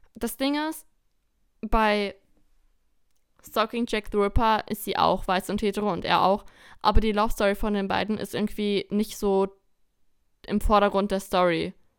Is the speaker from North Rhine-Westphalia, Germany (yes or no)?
no; Lower Saxony, Germany; Wir kommen aus Niedersachsen